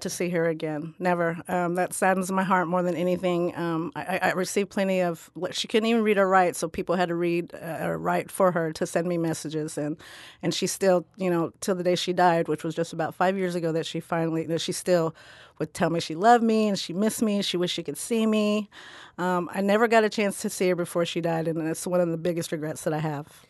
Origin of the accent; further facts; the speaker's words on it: Midwest, United States; also born or lived in Philippines; I grew up on the Ohio River with my American uh, family, my American Irish grandmother